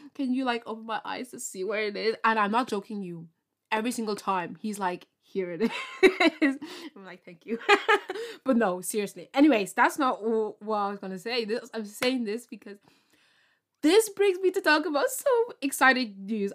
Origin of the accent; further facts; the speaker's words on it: Ireland; I'm from Ireland